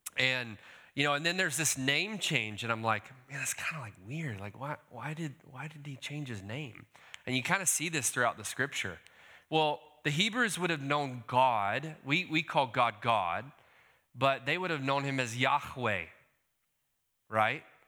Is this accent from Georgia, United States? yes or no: yes; Decatur, Georgia, United States; also born or lived in California; I hail from Decatur, Georgia